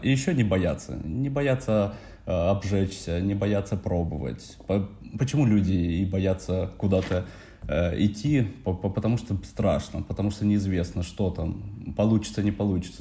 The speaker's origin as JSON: {"language": "Russian", "town": "Narva", "region": "Ida-Viru County", "country": "Estonia", "tie": "born or raised there", "moved": "as an adult", "lives_now": "Tallinn, Estonia", "said": "родом из Нарвы"}